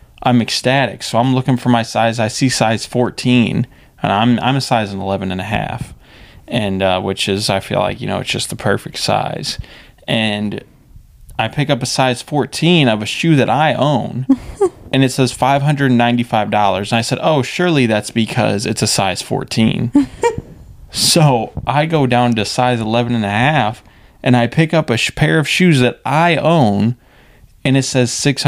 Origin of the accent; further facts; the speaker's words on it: St. Louis, Missouri, United States; I was a man from St. Louis